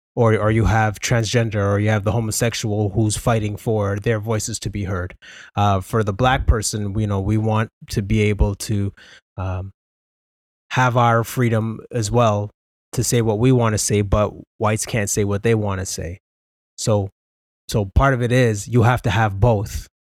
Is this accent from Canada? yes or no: yes; Canada; also born or lived in Ontario; We're Canadian